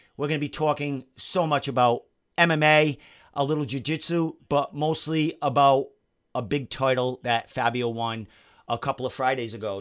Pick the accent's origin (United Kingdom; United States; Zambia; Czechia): United States; Providence, Rhode Island; I'm from Providence. That's how I talk.